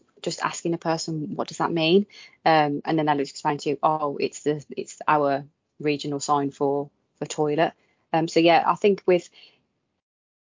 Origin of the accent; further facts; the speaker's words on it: Midlands, United Kingdom; I'm from the Midlands